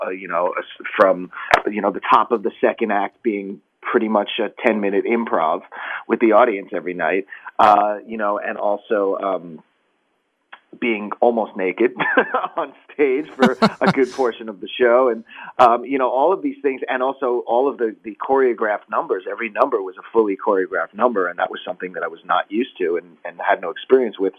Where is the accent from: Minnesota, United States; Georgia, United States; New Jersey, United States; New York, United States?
New York, United States; Long Island; also born or lived in Bronx, New York / Manhattan, New York; grew up um, on Long Island and in Manhattan